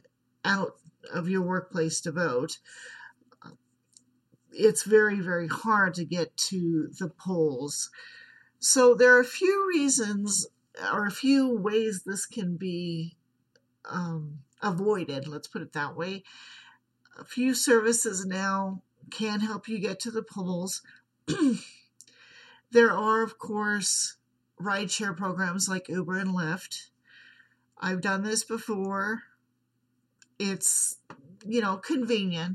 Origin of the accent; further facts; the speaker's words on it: United States; I am from the United States